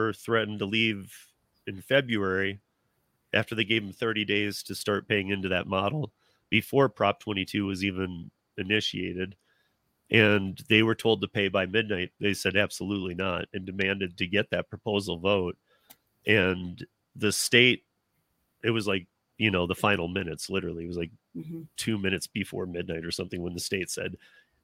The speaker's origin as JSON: {"language": "English", "town": "East Lansing", "region": "Michigan", "country": "United States", "moved": "yes", "lives_now": "Colorado, United States", "said": "I'm originally from Michigan, but I've been out here about 26 years now"}